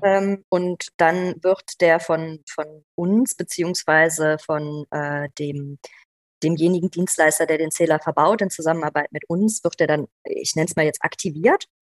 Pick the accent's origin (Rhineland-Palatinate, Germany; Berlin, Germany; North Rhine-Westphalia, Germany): North Rhine-Westphalia, Germany; Aachen-Düren area; bin auch hier in der Ecke aufgewachsen, also nicht hier in der Stadt, aber tatsächlich hier im, im, im Aachen-Dürener Raum